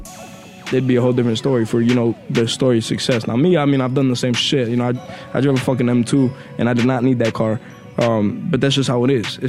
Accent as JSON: {"language": "English", "town": "Chicago", "region": "Illinois", "country": "United States", "said": "I'm from Chicago"}